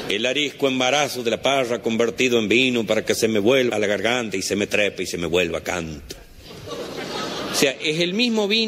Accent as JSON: {"language": "Spanish", "region": "Chaco", "country": "Argentina", "said": "yo soy chaqueño"}